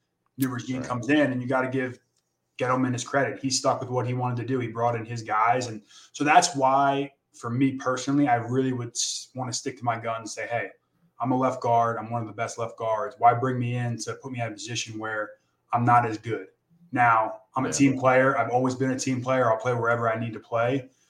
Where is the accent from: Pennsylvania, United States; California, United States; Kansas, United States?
Pennsylvania, United States; Philadelphia; moved away as an adult; also born or lived in Syracuse / New York; now in Arizona, United States; I'm from Philadelphia as well. So I grew up in that bubble.